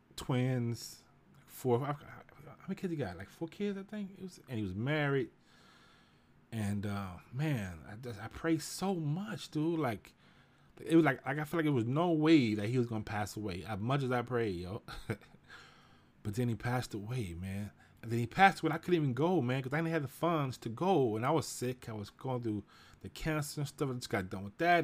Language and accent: English; Houston, Texas, United States; I grew up in Houston, you know, I grew up in Fifth Ward, the nickel